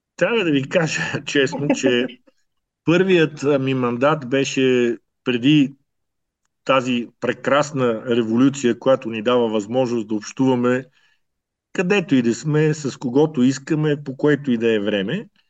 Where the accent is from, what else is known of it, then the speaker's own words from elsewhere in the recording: Bulgaria; moved away as an adult; also born or lived in Ethiopia; now in Canberra, Australia; тези, които сме родени и израсли в България